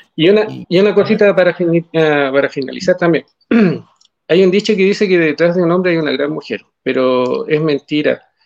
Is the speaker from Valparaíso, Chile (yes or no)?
no; Calama, Antofagasta, Chile; nosotros somos de Calama, de la zona norte del país